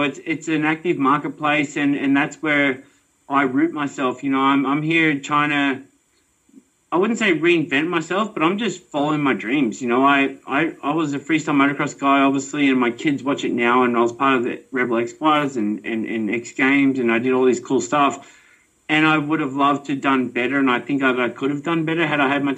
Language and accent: English; Australia; I'm an Aussie